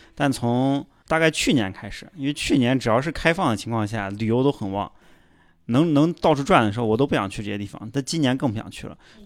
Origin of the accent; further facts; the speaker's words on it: Xi'an, Shaanxi, China; 我西安人